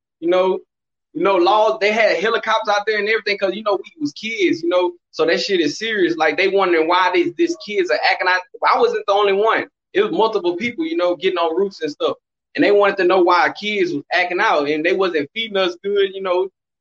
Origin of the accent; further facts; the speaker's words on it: Baytown, Texas, United States; also born or lived in Fifth Ward, Houston, Texas; I'm from Baytown. I was born in Fifth Ward, man. But I raised in Baytown my whole life